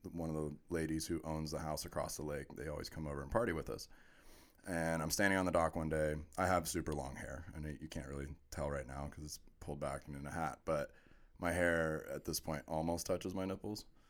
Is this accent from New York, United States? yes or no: no; Orlando, Florida, United States; I was born and raised in Orlando.